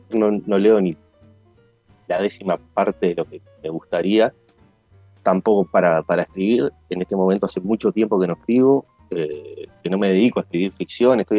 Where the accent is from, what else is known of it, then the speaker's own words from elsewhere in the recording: Uruguay; siempre lo reivindico, así más que como montevideano, como serrense